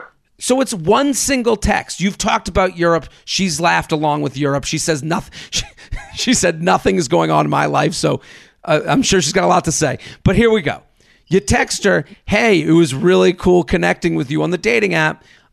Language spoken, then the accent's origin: English; Atlanta, Georgia, United States; now in Washington, D.C., United States; A little over a year ago, I moved from D.C. back to my hometown of Atlanta.